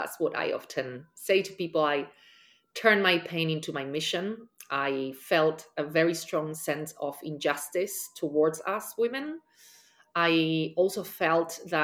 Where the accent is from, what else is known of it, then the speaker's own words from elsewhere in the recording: Spain; now in New York City, United States; I am from Spain and I currently live in New York City.